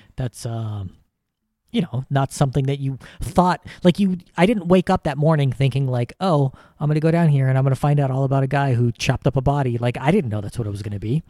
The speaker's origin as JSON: {"language": "English", "country": "United States", "said": "as an American"}